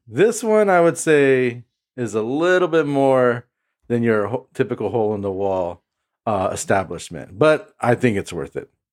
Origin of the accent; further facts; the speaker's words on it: Imperial Valley, California, United States; now in Pasadena, United States; I grew up in the Imperial Valley. Um, that's an hour and a half east of San Diego, um, and it's close to the border